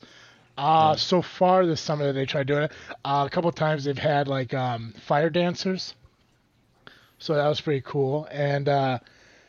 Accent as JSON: {"language": "English", "area": "Pierrotown", "region": "Illinois", "country": "United States", "tie": "born or raised there", "said": "opened up in my hometown. If you ever feel the need to wander through Pierrotown, Illinois"}